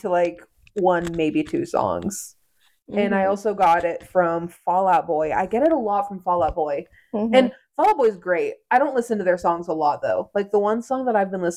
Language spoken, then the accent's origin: English; Nebraska, United States; I'm from Nebraska too.